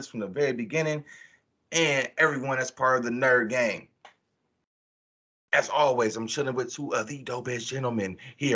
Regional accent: Warren, United States; moved away; back in Warren, we had this thing, my hometown

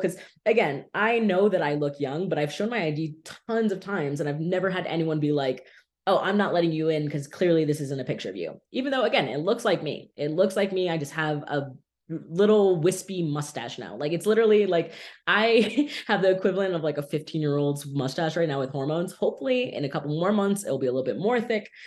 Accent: Miami Beach, Florida, United States; I have lived in South Florida my entire life, born and raised in Miami Beach

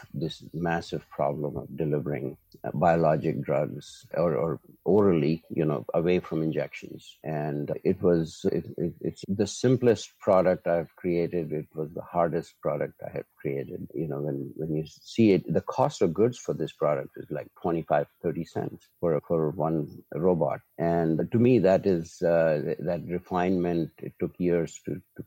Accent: Hyderabad, Telangana, India; I was born and brought up in India, in Hyderabad, which is a city in the center of India, and went to school there, high school.

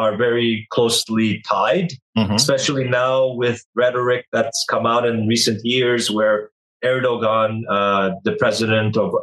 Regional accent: Canada; I was born in Canada. So this is the story of an Armenian diaspora, an Armenian that grew up outside of its land, but still grew up Armenian

